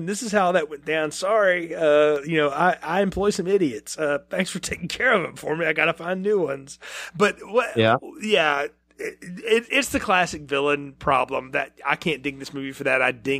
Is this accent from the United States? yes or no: yes; the South, United States; I'm from the South. Our churches aren't real gothic down here